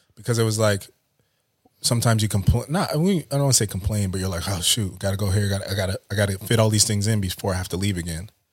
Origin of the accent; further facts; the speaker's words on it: Oxnard, California, United States; also born or lived in Montana; I grew up Southside of Oxnard, went to China Islands High School, um, then went to Ventura College